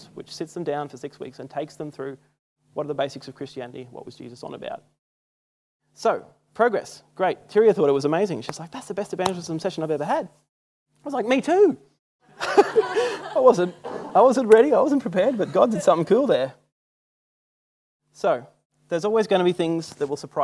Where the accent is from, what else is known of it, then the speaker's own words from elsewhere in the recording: Australia; I'm Australian